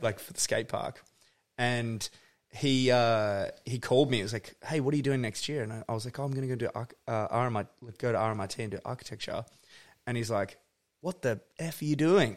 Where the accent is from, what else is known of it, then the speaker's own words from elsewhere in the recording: Forest, Tasmania, Australia; moved away as an adult; also born or lived in Melbourne / Byron Bay; now in Bright, Australia; I grew up in Northwest Tasmania, like in this place, Forest is the actual name of the, the town.